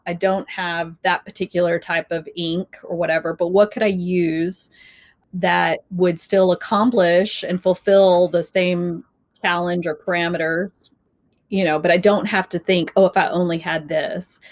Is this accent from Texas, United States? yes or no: yes; Texas, United States; moved away; growing up in Texas